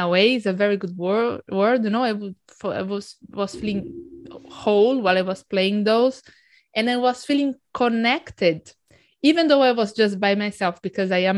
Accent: Brazil; moved away; I grew up in Brazil

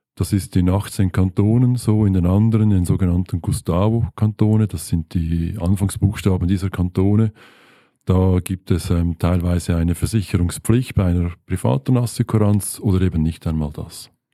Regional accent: Switzerland; bei uns in der Schweiz

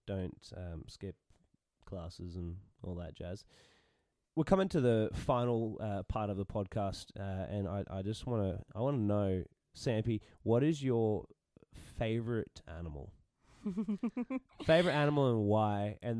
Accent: England, United Kingdom; Yeah. I'm English.

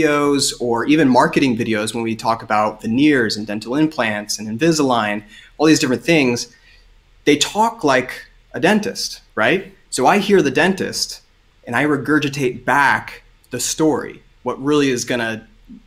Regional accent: Southern Ohio, United States; I am originally from Southern Ohio, so plenty of farming in my blood

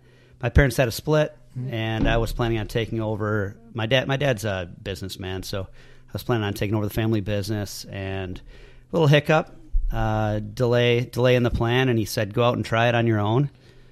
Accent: Cheboygan, Michigan, United States; I'm from Sheboygan.

